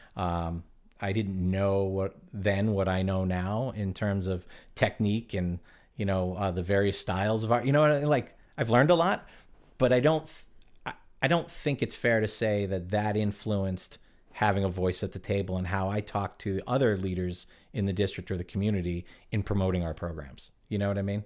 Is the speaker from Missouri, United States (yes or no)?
no; Connecticut, United States; moved away; also born or lived in Cape Cod, Massachusetts; I was from, I'm from Connecticut